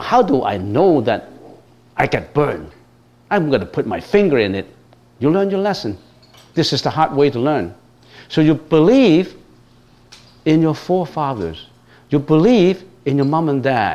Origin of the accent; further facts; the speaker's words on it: Hong Kong; moved away; I was born in Hong Kong, was brought up in Hong Kong.